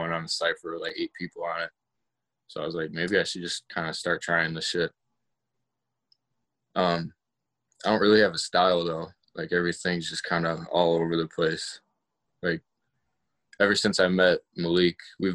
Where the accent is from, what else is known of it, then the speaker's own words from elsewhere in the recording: Joliet, Illinois, United States; moved away as an adult; now in Louisville, United States; I'm from Joliet, Illinois. It's like 40 minutes south of Chicago.